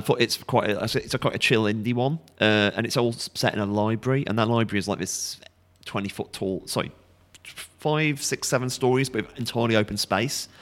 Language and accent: English; Stafford, West Midlands, United Kingdom; also born or lived in South London; now in London, United Kingdom; I'm originally from the Midlands, Stafford, but I live in London